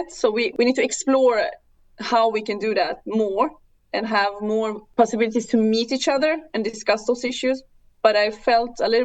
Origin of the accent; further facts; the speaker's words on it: Sweden; I mean, I'm a politician from Sweden. I'm usually representing Sweden.